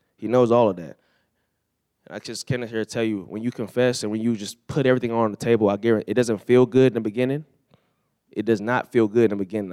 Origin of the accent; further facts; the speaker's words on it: California, United States; growing up in California